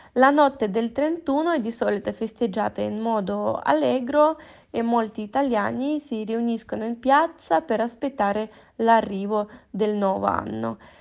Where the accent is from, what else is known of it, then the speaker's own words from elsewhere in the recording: Italy; nel mio paese volevo dire, in Italia